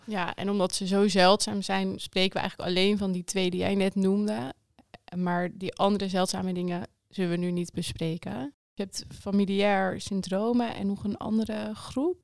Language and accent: Dutch; Netherlands; Wij Nederlanders